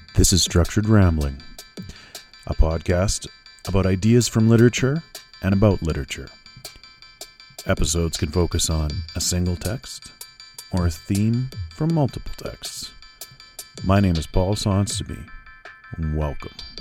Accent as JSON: {"language": "English", "country": "Canada", "also_born_or_lived": "Alberta", "said": "Canada remains a nation I'm proud to be from"}